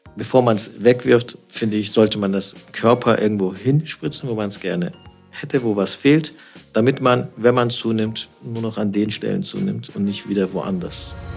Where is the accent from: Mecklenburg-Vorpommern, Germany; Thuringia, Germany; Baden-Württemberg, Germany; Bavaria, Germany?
Baden-Württemberg, Germany; Stuttgart; now in Düsseldorf, Germany; ich bin ja kein Düsseldorfer, ich bin gebürtiger Schwabe. Mhm. Ich komme aus Stuttgart